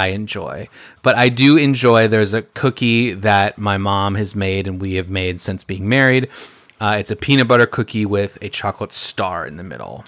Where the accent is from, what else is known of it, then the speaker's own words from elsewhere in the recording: Midwest, United States; we're from the Midwest